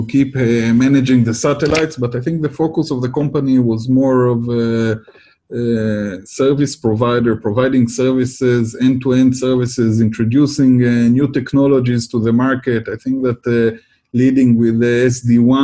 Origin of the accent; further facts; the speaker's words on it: Israel; I come from Israel